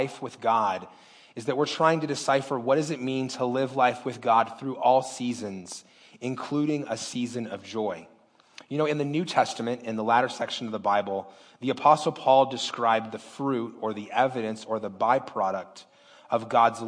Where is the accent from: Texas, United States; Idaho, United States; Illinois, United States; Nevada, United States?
Nevada, United States; Las Vegas; I was born and raised in Las Vegas